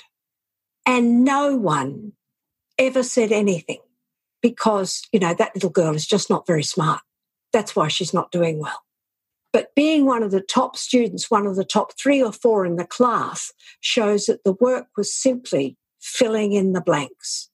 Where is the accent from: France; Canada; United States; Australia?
Australia; Southeast Queensland; I grew up in Southeast Queensland in Australia